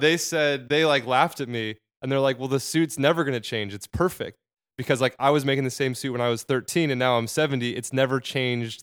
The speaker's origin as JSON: {"language": "English", "region": "Arizona", "country": "United States", "moved": "as an adult", "lives_now": "New York, United States", "said": "I'm from Arizona"}